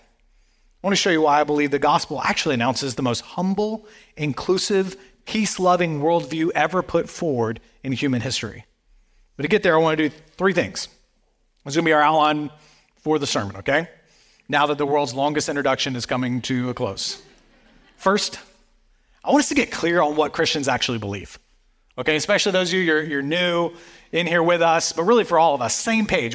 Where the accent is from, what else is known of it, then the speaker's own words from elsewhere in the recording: the Bible Belt, the South, United States; I grew up in the South, um, in, right here in the Bible Belt